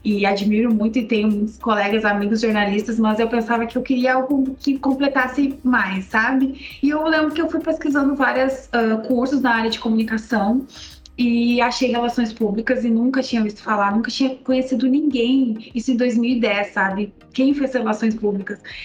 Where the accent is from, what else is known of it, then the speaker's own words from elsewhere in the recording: Camaquã, Rio Grande do Sul, Brazil; moved away as an adult; also born or lived in São Leopoldo, Rio Grande do Sul / Campinas, São Paulo; now in Formosa, Brazil; eu nem pestanejei sair de Camapó porque eu sou de do interior mesmo do Rio Grande do Sul